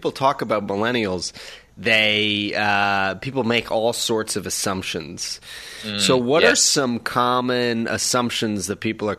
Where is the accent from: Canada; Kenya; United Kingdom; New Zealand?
Canada; Toronto, Ontario; moved away as an adult; also born or lived in Nova Scotia / United States; I'm originally from Nova Scotia, but I grew up in Toronto.